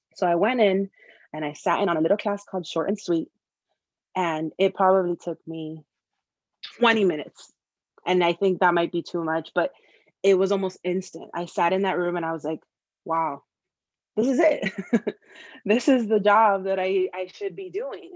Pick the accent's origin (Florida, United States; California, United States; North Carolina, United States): Florida, United States; Miami; moved away as an adult; now in Chicago, United States; I was born and raised in Miami, Florida. Lived in, in Miami almost my entire life until I left to pursue this dream of advertising of mine